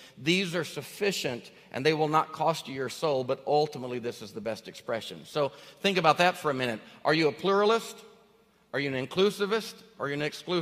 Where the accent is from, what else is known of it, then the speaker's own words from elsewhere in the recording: Northeast Arkansas, United States; now in Tennessee, United States; I grew up in Arkansas